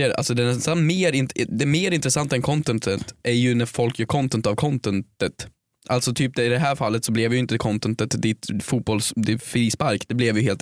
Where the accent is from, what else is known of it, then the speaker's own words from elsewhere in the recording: Sweden; Vi som svenskar är ju väldigt långt ifrån nationalister.